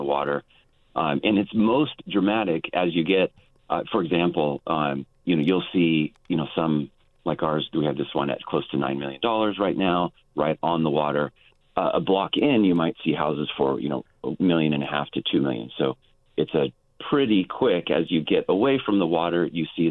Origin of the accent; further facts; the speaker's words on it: Fresno, California, United States; moved away as an adult; now in San Luis Obispo County, United States; I'm originally from Fresno, proud Clovis West graduate, and made the move this way in 2017